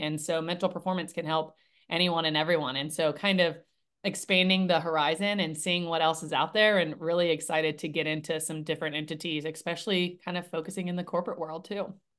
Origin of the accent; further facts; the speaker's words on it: Nashville, Tennessee, United States; born and raised in Nashville, Tennessee